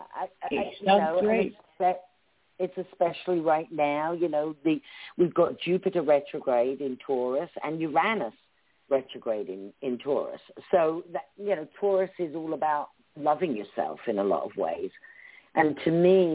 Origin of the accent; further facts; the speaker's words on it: Cambridgeshire, East of England, United Kingdom; accent: British; moved away as an adult; also born or lived in Essex; now in United States; I'm from the south of England. I was born in Essex, but I was raised in Cambridgeshire